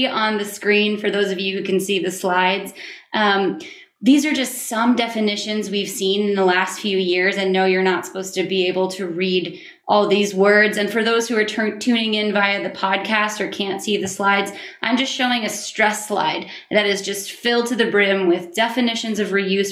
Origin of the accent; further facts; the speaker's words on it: Maine, United States; my home state of Maine